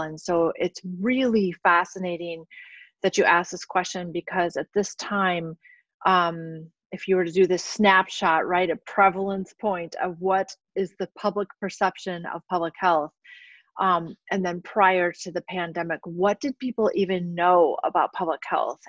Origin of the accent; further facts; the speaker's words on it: South Dakota, United States; also born or lived in St. Louis area / New Mexico / Minnesota; now in La Crosse, United States; I'm originally from South Dakota